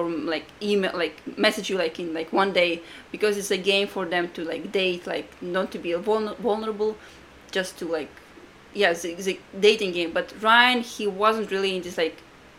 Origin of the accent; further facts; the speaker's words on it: Latvia; English is a second language; moved away as an adult; now in United States; I'm from Latvia. I came to America for the internship when I was 23 years old